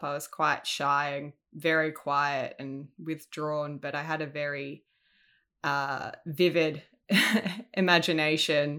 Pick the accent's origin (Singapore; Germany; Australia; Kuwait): Australia; Sydney, New South Wales; moved away as an adult; now in Melbourne, Australia; I grew up in Sydney. I, uh, recently moved to Melbourne back in April of this year.